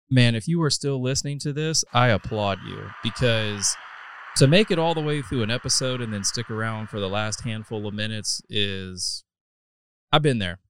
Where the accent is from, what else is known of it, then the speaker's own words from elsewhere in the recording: North Carolina, United States; also born or lived in Ohio; now in Texas, United States; I was born in Ohio, raised in North Carolina, and I've been in Texas for a better part of a decade now